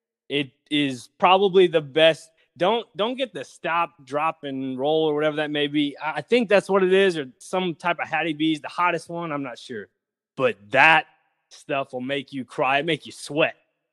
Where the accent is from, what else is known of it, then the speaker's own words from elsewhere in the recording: Nashville, Tennessee, United States; I remember when I was growing up here, and I've been born and raised in Nashville.